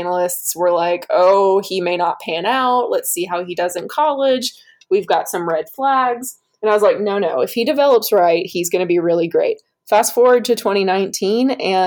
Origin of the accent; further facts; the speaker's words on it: North Georgia, United States; I grew up in North Georgia, where I was basically smack dab between Nashville